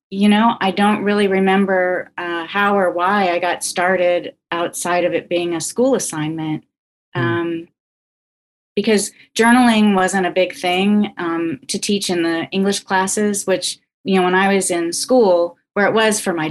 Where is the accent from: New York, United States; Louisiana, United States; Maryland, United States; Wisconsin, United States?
Louisiana, United States; Baton Rouge; also born or lived in Canada; now in Columbia, United States; No, I came here to go to journalism school. Um, I grew up in Baton Rouge. At least that's that's what I say. I um, I was born in Canada